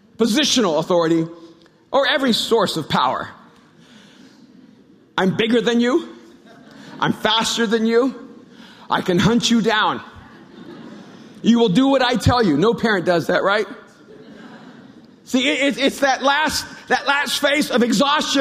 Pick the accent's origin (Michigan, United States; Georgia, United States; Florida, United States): Florida, United States; Miami; also born or lived in El Salvador; When I grew up in Miami, when we came over from El Salvador.